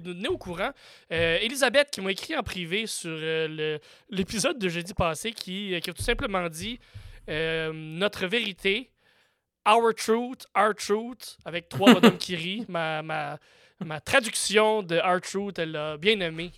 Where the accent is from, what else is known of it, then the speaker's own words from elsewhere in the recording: Campbellton, New Brunswick, Canada; now in Montreal, Canada; J'habite plus dans la maison où j'ai grandi, là. J'ai dire ma maison natale, mais c'est même pas vrai. Ma ville natale, de Camelton Nouveau-Brunswick